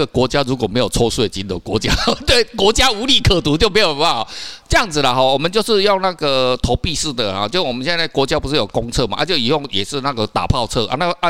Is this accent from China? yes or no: no; Kaohsiung, Taiwan; 我们像我是高雄人，然后奇怪，有些人，哎，他为什么头发是红色？